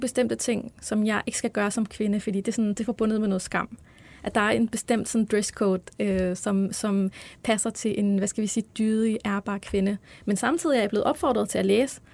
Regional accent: Albertslund, Capital Region of Denmark, Denmark; Jamen, jeg er vokset op på Vestegnen i Albertslund.

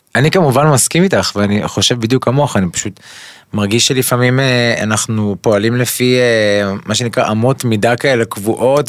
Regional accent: Kfar Saba, Central District, Israel; אני גדלתי בכפר סבא, ברחוב אה, יבנה, בשיכון המזרח

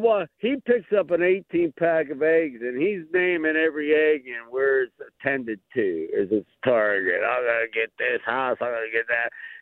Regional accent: Green Tree, Pennsylvania, United States; now in Bellevue, United States; Oh, yeah. Bellevue, I grew up in Green Tree, though. We're real close to your studio.

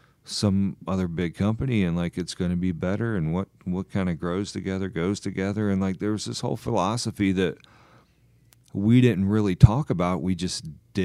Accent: South Carolina, United States; moved away; I grew up in South Carolina. My mom's family was from the lower part of the state. My dad's family was from, like, the foothills.

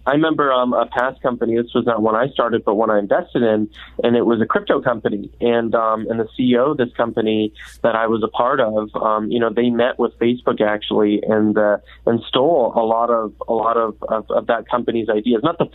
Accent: North Idaho, United States; I grew up in North Idaho, so I guess I was very much born into those values.

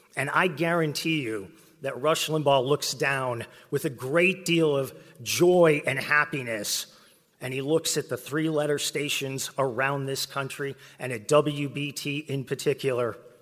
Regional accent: West Texas, United States; now in Charlotte, United States; I grew up in West Texas

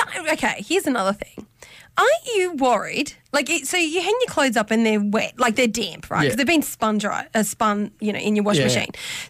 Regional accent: Brewarrina, New South Wales, Australia; Maybe just from me growing up in Bree, it's a lot of red earth out there

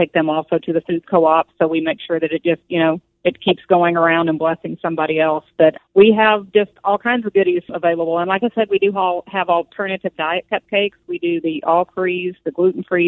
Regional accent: Missouri, United States; moved away; Originally, we're from Missouri, so I had a lady there who really poured into me and let me come in and volunteer for her

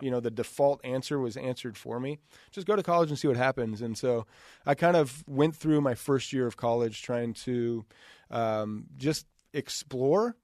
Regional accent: Idaho, United States; growing up in Idaho

